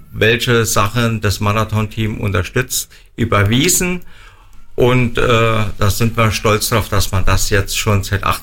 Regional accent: Idar-Oberstein, Rhineland-Palatinate, Germany; Ida Oberstein, wie die Felsenkirchen Schloss, ähm, Schloss Weiher, Götzplatz, so die Highlights von meiner Heimatstadt

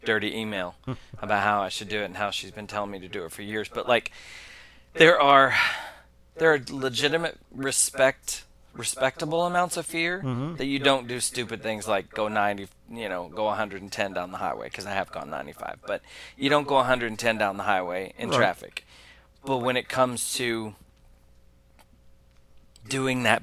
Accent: Oklahoma, United States; I'm from Oklahoma

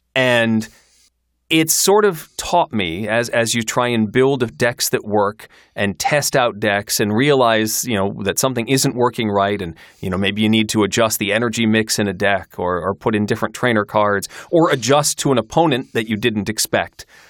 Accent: Kalamazoo, Michigan, United States; moved away as an adult; also born or lived in Syracuse, New York; I grew up in Kalamazoo, Michigan

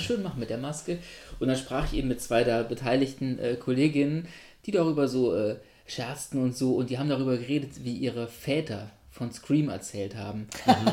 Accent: Göttingen, Lower Saxony, Germany; von Göttingen aus, wo ich gewohnt habe als Kind

